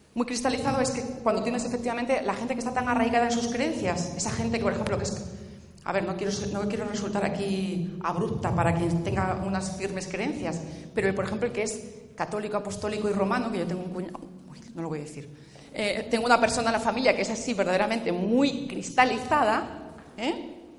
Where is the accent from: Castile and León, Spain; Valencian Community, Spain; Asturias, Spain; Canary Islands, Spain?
Asturias, Spain; Yo vengo del norte, ¿eh? vengo de Asturias.